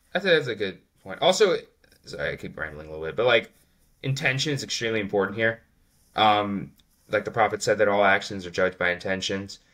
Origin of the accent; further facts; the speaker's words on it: United States; I'm an American